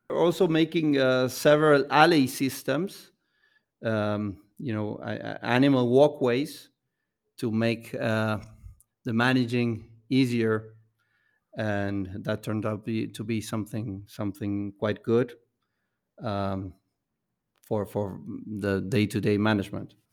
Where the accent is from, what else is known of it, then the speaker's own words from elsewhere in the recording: Buenos Aires, Argentina; we come from Buenos Aires